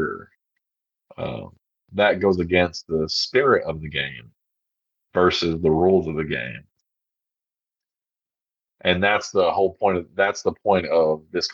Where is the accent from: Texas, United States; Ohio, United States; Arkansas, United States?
Arkansas, United States; I'm from Arkansas